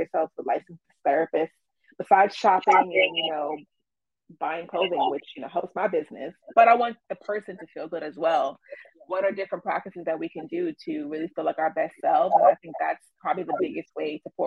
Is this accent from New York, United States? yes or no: yes; New York City, New York, United States; growing up in the Bronx